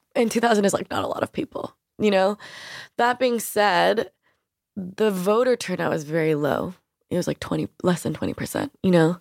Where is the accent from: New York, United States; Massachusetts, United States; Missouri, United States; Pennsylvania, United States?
New York, United States; I grew up in New York